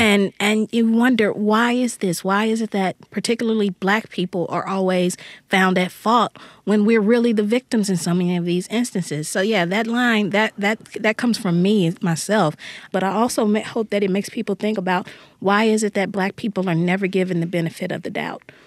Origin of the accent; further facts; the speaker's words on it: Jackson, Mississippi, United States; the neighborhood where I grew up here in Jackson, Mississippi.